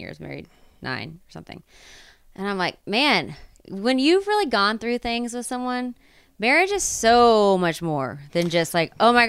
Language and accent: English; Texas, United States; I'm from Texas